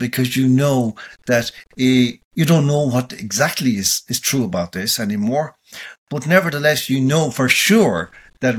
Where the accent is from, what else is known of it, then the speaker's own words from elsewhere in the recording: Ireland; as an Irish citizen